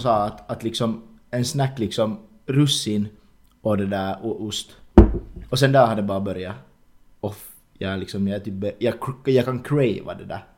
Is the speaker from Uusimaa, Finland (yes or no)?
yes; Ingå, Uusimaa, Finland; Hemma så har vi liksom hemma i Ingo